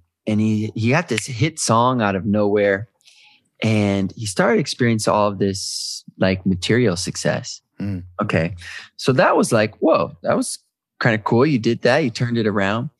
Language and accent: English; Detroit, Michigan, United States; I'm from Detroit